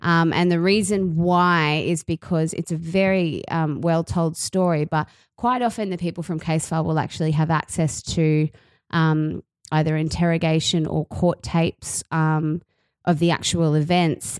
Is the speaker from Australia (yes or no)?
yes; Australia; accent: Aussie; the Aussie accent grated on me because it's my accent.